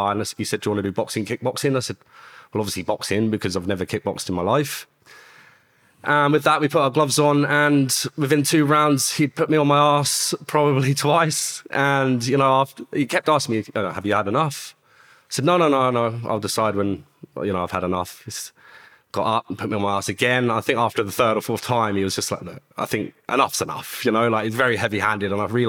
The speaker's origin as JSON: {"language": "English", "town": "Luton", "region": "East of England", "country": "United Kingdom", "tie": "born or raised there", "said": "Well, I grew up in Luton."}